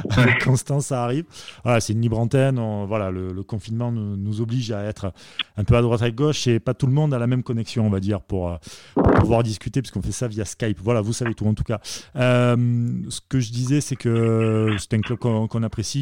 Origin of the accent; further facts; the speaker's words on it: Marseille, Provence-Alpes-Côte d'Azur, France; je suis marseillais